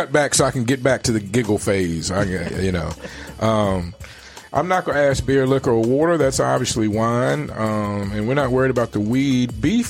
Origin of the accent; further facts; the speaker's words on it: Richmond, Virginia, United States; moved away as an adult; now in Arizona, United States; I grew up in Richmond, Virginia, and I just moved here 3 years ago. Mm-hmm. So other than college, most of my life I spent in Richmond.